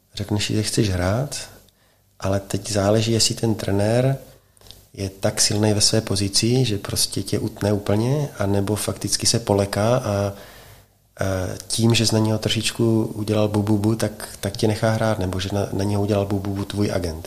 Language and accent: Czech; Czechia; jsem Čech